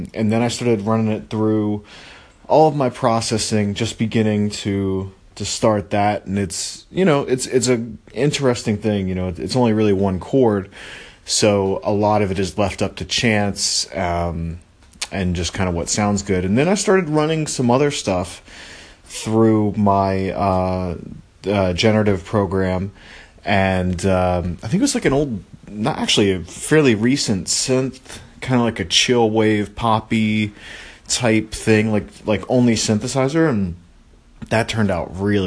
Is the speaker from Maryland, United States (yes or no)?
yes; Maryland, United States; I grew up with him in Maryland.